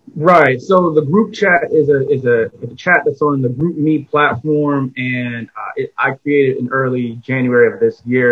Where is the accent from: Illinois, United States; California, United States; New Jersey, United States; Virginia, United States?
New Jersey, United States; East Orange; moved away as an adult; also born or lived in Newark, New Jersey / Plainfield, New Jersey; now in Washington DC, United States; I'm from Newark, New Jersey, raised in East Orange for much of my life, and then I moved out to the Plainfield area where I spent my teenage years